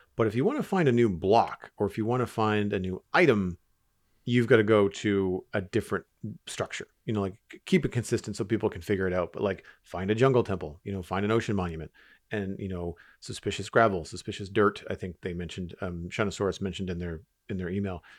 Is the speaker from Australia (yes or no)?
no; Canada; As a Canadian